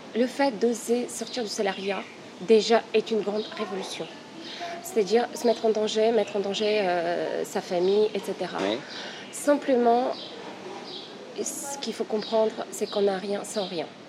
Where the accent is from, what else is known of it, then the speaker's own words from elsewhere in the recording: Bulgaria; now in Paris, France; je suis une Parisienne d'origine bulgare